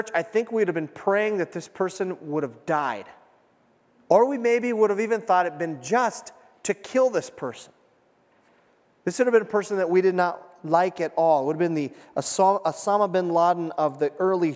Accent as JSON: {"language": "English", "country": "United States", "said": "as an American"}